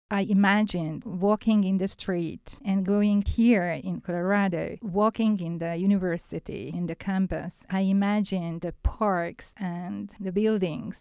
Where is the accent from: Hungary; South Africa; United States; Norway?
Hungary; Budapest; English is a second language; I'm from Hungary, and I'm from Budapest